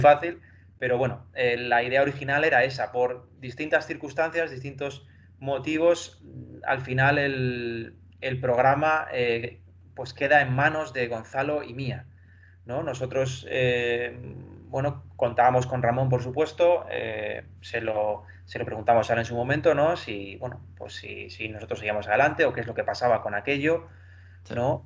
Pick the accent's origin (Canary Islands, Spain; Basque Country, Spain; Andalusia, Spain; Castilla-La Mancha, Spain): Castilla-La Mancha, Spain; Ciudad Real; moved away as an adult; now in Madrid, Spain; yo soy de Ciudad Real, me tuve que venir aquí a Madrid a estudiar